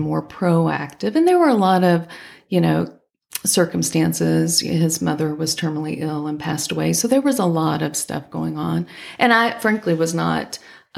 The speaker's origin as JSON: {"language": "English", "town": "Henderson", "region": "Kentucky", "country": "United States", "tie": "born or raised there", "said": "I grew up in Henderson, Kentucky, which is just 100 miles away from, you know, Clarksville"}